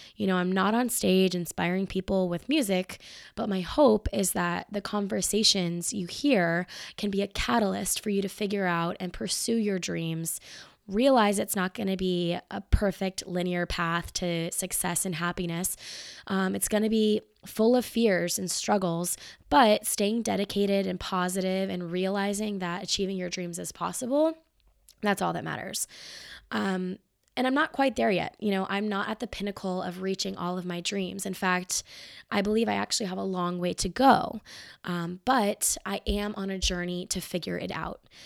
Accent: Marietta, Georgia, United States; now in Atlanta, United States; I was born in Marietta, which is not far from where I live now, Marietta, Georgia

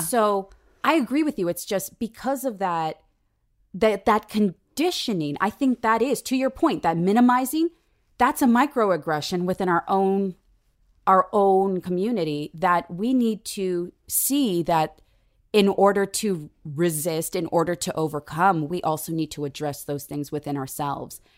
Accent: San Diego, California, United States; I was, uh, raised in San Diego

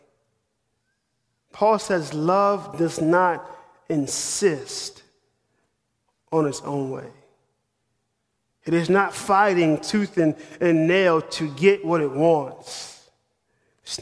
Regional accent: New York City, New York, United States; moved away as an adult; also born or lived in Manhattan; now in Knoxville, United States; I'm from New York City. I'm a northern boy.

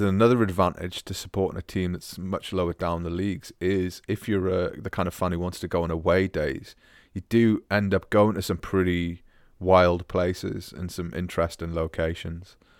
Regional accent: Scotland, United Kingdom; moved away; also born or lived in Newcastle / Augsburg; growing up in Scotland

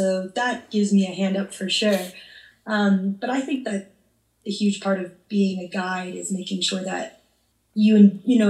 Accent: New Hampshire, United States; moved away as an adult; now in Barcelona, Spain; Well, I'm from New Hampshire

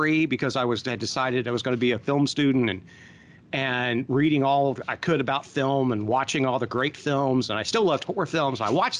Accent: Southern Ohio, United States; growing up in Southern Ohio, not close enough to Columbus or Cincinnati, we had one cinema, one drive-in

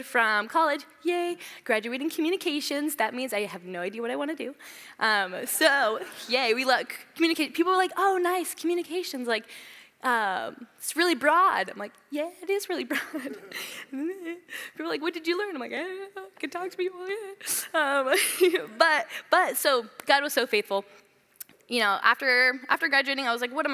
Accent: Southern California, United States; moved away as an adult; I'm from Southern California, so I moved here about 5 years ago

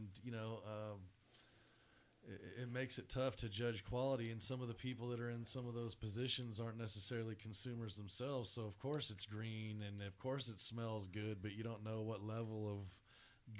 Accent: California, United States; as a Californian

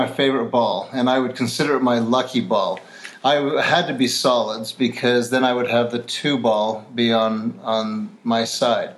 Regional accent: Salt Lake City, Utah, United States; I'm from Salt Lake City, Utah

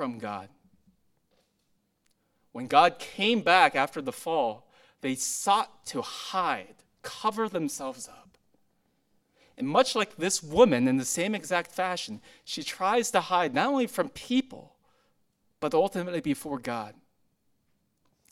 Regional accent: Huntington Beach, California, United States; I grew up in Huntington Beach, California, in elementary school

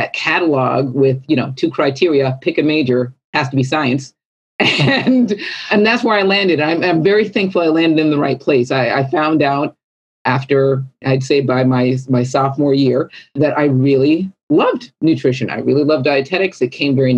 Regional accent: California, United States; I was born and raised in California

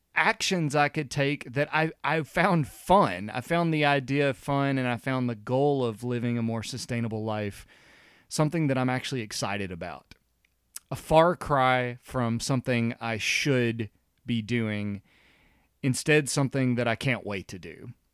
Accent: the South, United States; growing up in the South

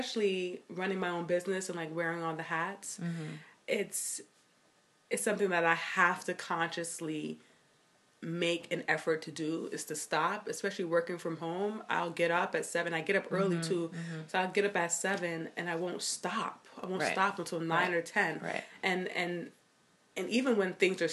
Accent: New York City, New York, United States; also born or lived in Miami; I grew up in Brooklyn. That's like my hometown. I was born in Miami, but I moved when I was like a year

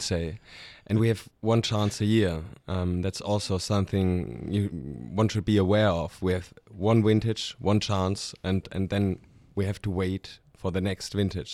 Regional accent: Stuttgart, Baden-Württemberg, Germany; moved away as an adult; now in Alto Adige, Italy; I'm from, from Stuttgart, with, which is in the very south of, of Germany. So German, not, not Italian

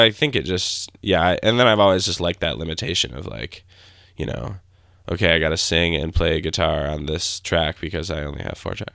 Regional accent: Grand Rapids, Michigan, United States; I grew up in Grand Rapids, Michigan.

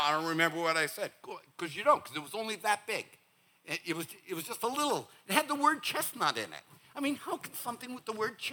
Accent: Northeast, United States; moved away; for the Northeast, we think whenever you say, bless your heart, we think you've cussed at us

